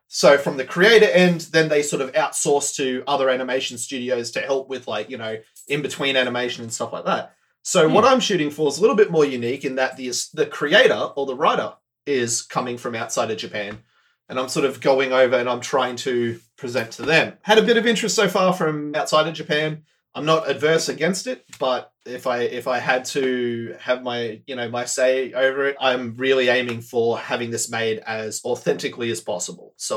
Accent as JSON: {"language": "English", "country": "Australia", "tie": "born or raised there", "said": "I hail from Australia. I currently live here, born and bred here."}